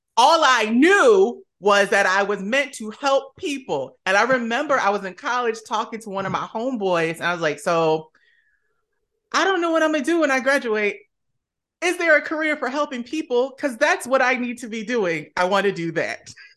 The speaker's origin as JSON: {"language": "English", "town": "Camden", "region": "New Jersey", "country": "United States", "moved": "yes", "lives_now": "Washington, D.C. area, United States", "said": "originally from Camden, New Jersey, shout out to my Jersey folks"}